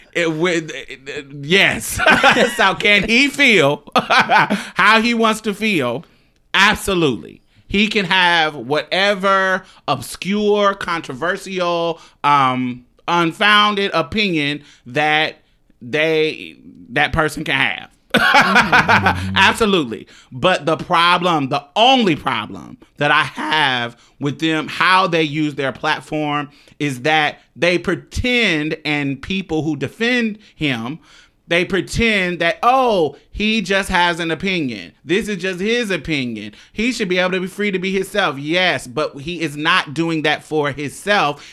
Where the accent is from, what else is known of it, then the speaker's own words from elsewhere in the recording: Chicago, Illinois, United States; I'm from the South Side of Chicago